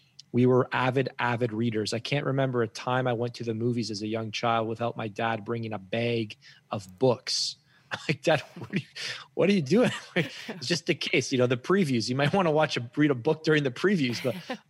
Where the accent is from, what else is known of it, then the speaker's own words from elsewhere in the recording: Guelph, Ontario, Canada; I grew up in Guelph, Ontario